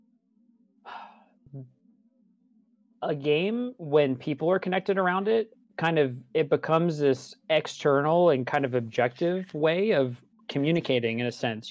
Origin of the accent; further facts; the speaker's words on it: East Coast, United States; I was born on the East Coast to a Catholic family